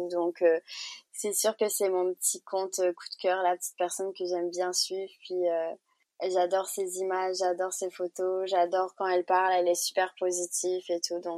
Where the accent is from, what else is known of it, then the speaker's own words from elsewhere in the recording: Réunion, France; ben je dirais toujours que je viens de la Réunion. Enfin, même si je suis en vacances ailleurs, je dirais pas que je viens du Québec. Pour moi, je viendrai toujours de la Réunion.